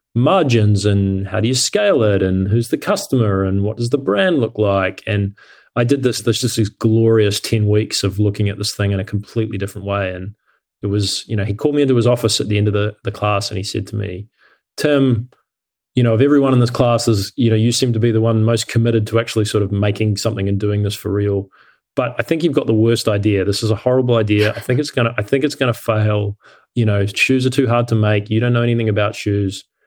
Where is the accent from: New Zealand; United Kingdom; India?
New Zealand; moved away as an adult; also born or lived in Cincinnati, United States / Australia; I grew up in New Zealand and I left New Zealand when I was, was eighteen